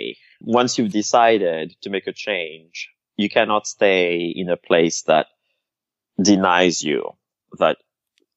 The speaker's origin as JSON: {"language": "English", "country": "Madagascar", "tie": "born or raised there", "also_born_or_lived": "Paris", "moved": "yes", "said": "the religious setting that I was brought up in Madagascar."}